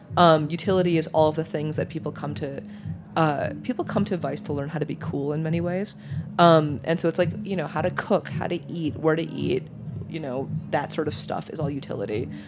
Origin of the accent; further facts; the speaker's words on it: New York, United States; also born or lived in Michigan / Germany; I'm a New Yorker. I've been a New Yorker since I was six